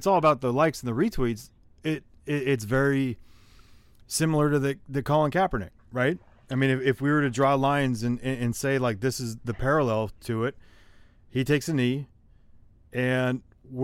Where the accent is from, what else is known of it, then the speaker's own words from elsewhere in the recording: San Jose, California, United States; I grew up in San Jose, California